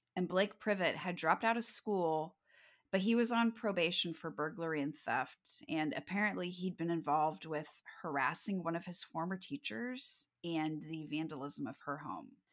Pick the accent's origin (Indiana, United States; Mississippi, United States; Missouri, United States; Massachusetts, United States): Missouri, United States; Kirksville; Kirksville is my hometown